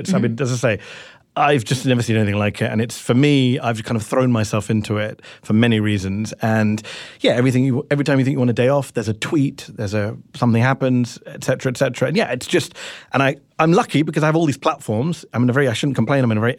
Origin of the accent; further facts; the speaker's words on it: United Kingdom; now in United States; Hey, I'm a British journalist in the U.S., and I keep getting compared to Piers Morgan